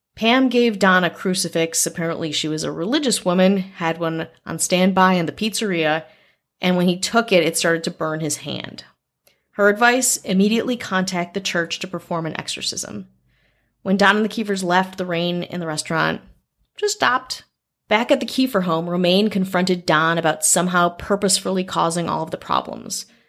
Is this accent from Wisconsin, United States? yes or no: yes; Wisconsin, United States; moved away; I grew up in Wisconsin